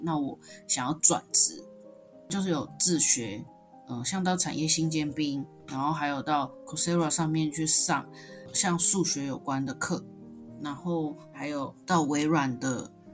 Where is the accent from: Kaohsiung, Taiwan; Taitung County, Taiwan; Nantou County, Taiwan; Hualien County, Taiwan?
Kaohsiung, Taiwan; moved away as an adult; also born or lived in Tainan; now in Taipei, Taiwan; 我是一个高雄人，然后到台北工作，大学是读在台南的学校